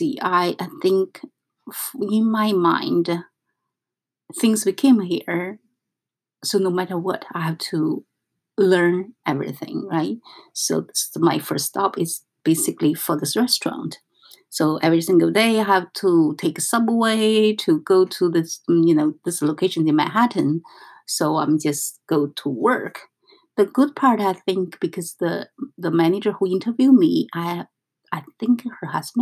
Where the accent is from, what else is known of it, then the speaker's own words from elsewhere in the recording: northern China, China; English is a second language; moved away as an adult; now in New York, United States; I come from North China.